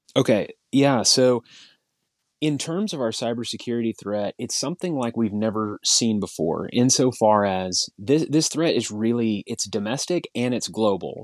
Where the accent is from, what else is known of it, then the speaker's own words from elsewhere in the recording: Tuttle, Oklahoma, United States; also born or lived in Norman, Oklahoma / Chickasha, Oklahoma; out in Tuttle, Oklahoma, which is where I, I grew up.